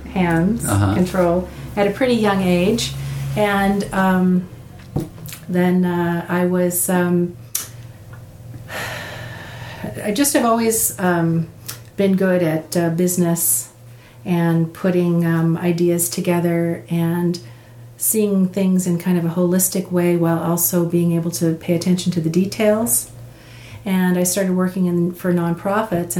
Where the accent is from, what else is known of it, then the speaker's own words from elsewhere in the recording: Southern California, United States; moved away as an adult; also born or lived in Morro Bay, California; now in Port Hadlock, Washington, United States; I grew up in Southern California